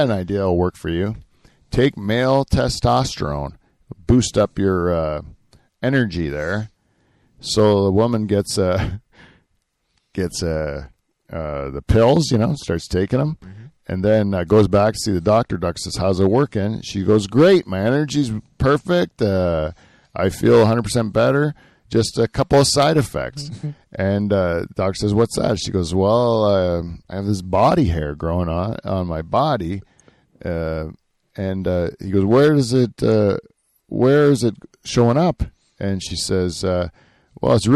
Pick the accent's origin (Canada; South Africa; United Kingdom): Canada; because we're Canadian